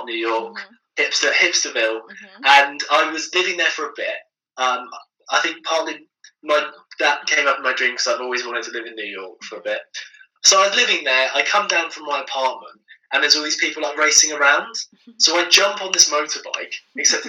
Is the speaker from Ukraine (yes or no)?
no; Maidenhead, South East England, United Kingdom; my hometown of Maidenhead